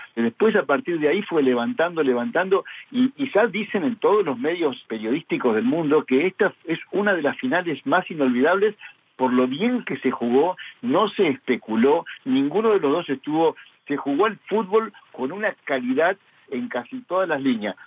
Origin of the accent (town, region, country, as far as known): Argentina